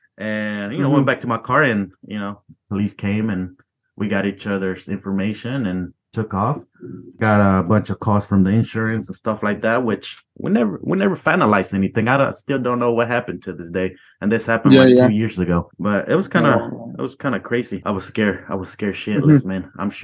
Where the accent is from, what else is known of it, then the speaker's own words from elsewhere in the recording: Missouri, United States; I'm from Missouri, by the way, in case you wanted to know that.